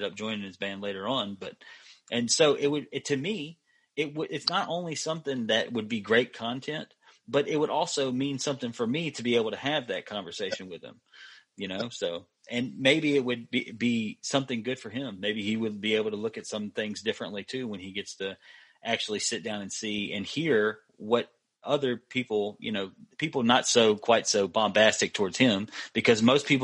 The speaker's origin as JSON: {"language": "English", "town": "Macomb", "country": "United States", "tie": "born or raised there", "said": "we lived by the high school in Macomb. So we would walk by the school every day"}